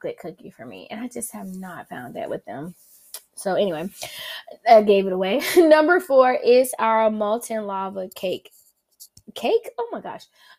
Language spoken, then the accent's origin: English; the South, United States; accent: southern; my southern accent